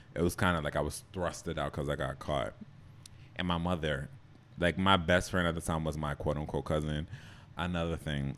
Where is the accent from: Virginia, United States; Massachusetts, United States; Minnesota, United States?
Massachusetts, United States; Boston; moved away as an adult; also born or lived in Jamaica / New York; I grew up in Boston